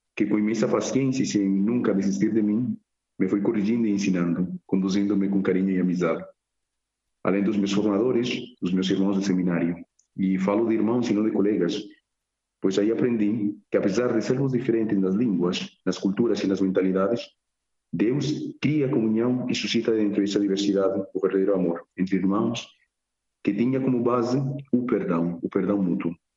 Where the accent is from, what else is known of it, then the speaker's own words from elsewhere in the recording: Medellín, Antioquia, Colombia; Portuguese is a second language; moved away as an adult; now in Évora, Portugal; nasci em Medellín, Colômbia